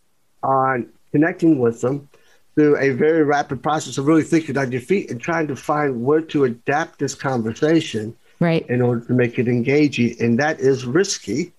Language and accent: English; Kentucky, United States; I'm from Kentucky